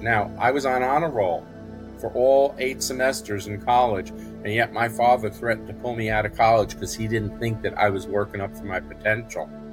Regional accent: New York City, New York, United States; moved away; I grew up in New York City

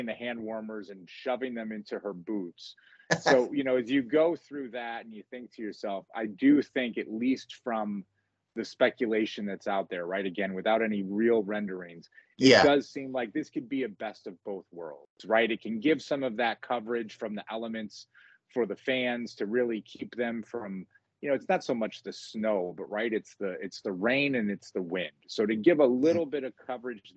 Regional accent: Rochester, New York, United States; myself growing up in the Rochester area

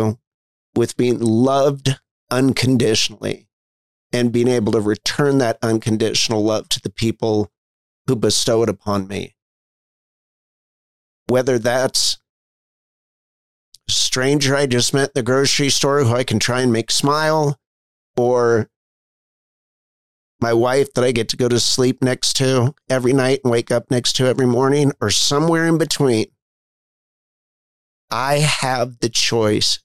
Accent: Bethesda, Maryland, United States; I was born in Bethesda, Maryland.

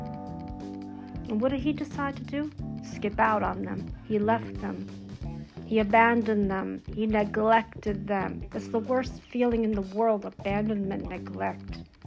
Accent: United States; I was born here in America.

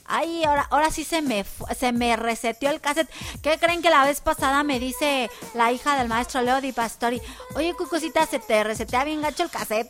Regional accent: Mexico; los mexicanos nos, nos caracterizamos por ser muy hermanados

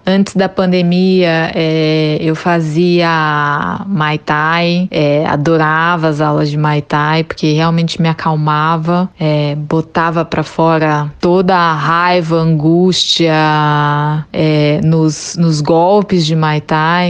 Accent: Brasília, Federal District, Brazil; sou brasiliense, nascida e criada em Brasília

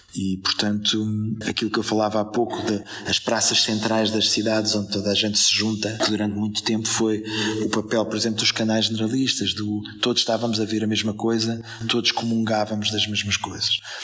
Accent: Portugal; nós somos, se calhar, ao mesmo tempo lisboetas, portugueses, europeus, cidadãos do mundo

